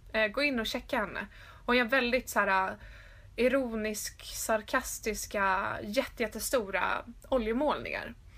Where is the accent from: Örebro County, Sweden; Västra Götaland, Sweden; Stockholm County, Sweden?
Stockholm County, Sweden; Stockholm; moved away as an adult; när jag flyttade hem då till Stockholm för att plugga